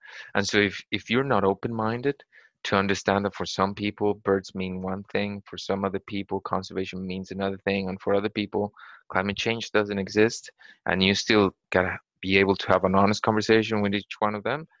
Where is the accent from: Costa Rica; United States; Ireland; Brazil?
Costa Rica; English is a second language; In Toronto, I've had experiences where people just think that I eat Wimbrels because I'm from Latin America.